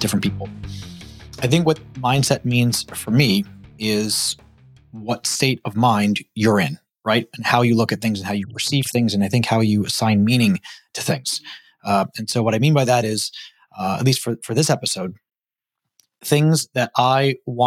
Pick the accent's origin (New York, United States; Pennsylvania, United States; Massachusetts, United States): New York, United States; New York City; moved away as an adult; also born or lived in Long Island, New York / Los Angeles area, California; now in Georgia, United States; I grew up in Brooklyn, New York